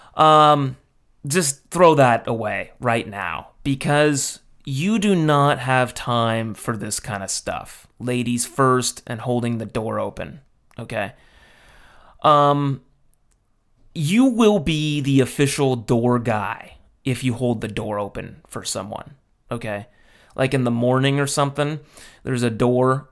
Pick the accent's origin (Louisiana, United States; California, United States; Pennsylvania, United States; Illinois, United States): California, United States; Los Angeles; moved away; My hometown